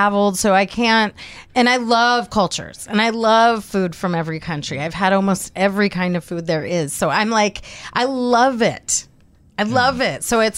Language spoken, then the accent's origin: English; Miami, Florida, United States; I grew up in Miami. So, you know, we had Cuban neighbors, we had Dominican neighbors, we had a lot of Jewish neighbors.